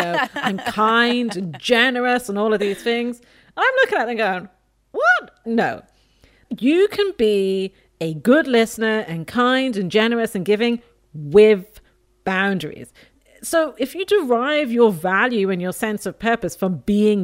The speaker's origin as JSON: {"language": "English", "town": "Dublin", "region": "Leinster", "country": "Ireland", "tie": "born or raised there", "also_born_or_lived": "England", "said": "I was born in England, raised in Dublin, Ireland"}